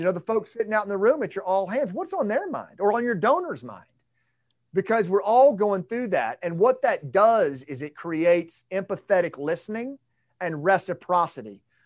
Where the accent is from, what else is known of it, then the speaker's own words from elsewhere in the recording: Arkansas, United States; I'm from Arkansas